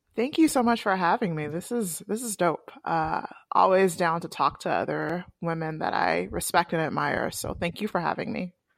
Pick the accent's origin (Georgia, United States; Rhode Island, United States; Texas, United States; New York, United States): Georgia, United States; Atlanta; also born or lived in Washington, D.C.; I'm originally from Atlanta